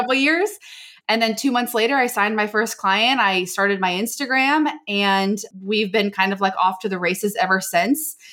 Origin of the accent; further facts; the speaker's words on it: Maryland, United States; moved away as an adult; now in San Diego, United States; I'm actually from Maryland.